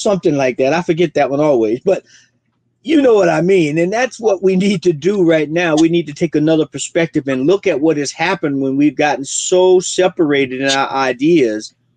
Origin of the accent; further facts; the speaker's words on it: Florida, United States; moved away; also born or lived in South Orange, New Jersey; I'm originally from Florida, but I lived in South Orange, New Jersey